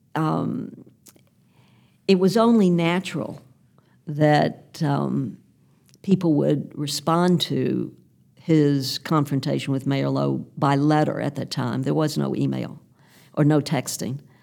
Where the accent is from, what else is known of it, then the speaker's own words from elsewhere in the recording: Memphis, Tennessee, United States; my friends who I grew up with here in Memphis